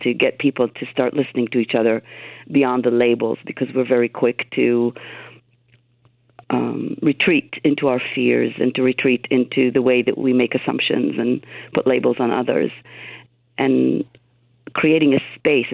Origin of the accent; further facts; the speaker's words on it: Israel; now in United States; I grew up in Israel, and I live in the United States.